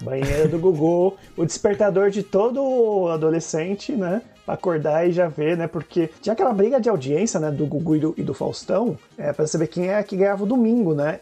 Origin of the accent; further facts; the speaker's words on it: São Caetano do Sul, São Paulo, Brazil; moved away as an adult; now in Mauá, Brazil; na cidade que eu morava, na minha cidade natal, em São Caetano